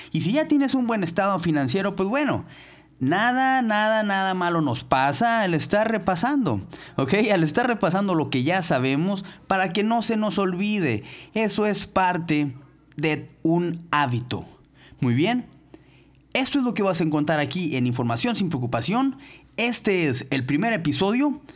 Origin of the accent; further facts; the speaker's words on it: Mexico; todos los que somos mexicanos